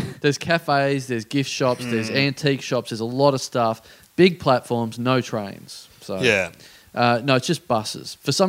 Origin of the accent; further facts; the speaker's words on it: Maryborough, Australia; I'm from a small country town. Yeah. I'm from Maryborough